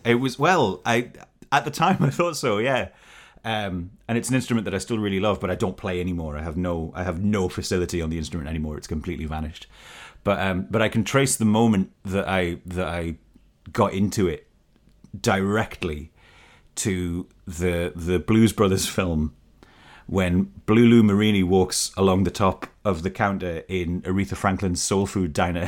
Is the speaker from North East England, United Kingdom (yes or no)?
yes; Newcastle upon Tyne, North East England, United Kingdom; I am coming to you from Newcastle upon Tyne, my hometown